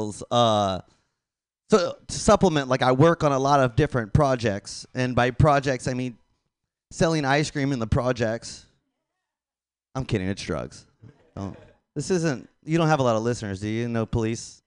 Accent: Tampa, Florida, United States; I'm from Tampa, Florida.

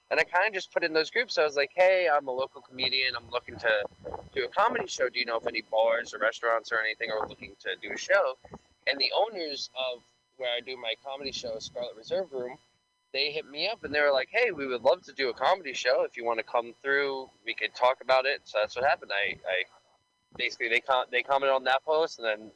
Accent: New York City, New York, United States; Yeah, so actually, I grew up in Staten Island

